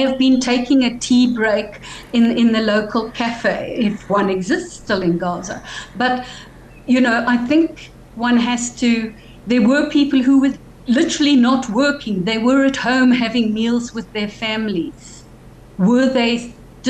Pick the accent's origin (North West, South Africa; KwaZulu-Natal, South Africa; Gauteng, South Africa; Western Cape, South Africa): Western Cape, South Africa; Cape Town; growing up in Sea Point